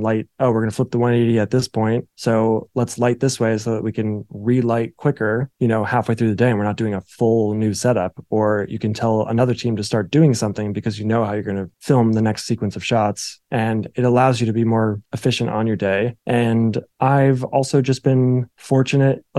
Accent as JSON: {"language": "English", "region": "New Jersey", "country": "United States", "said": "I'm like from New Jersey"}